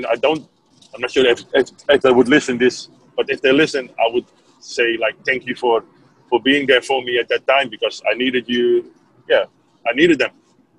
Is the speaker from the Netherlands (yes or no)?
yes; Netherlands; English is a second language; Well, I came from Holland.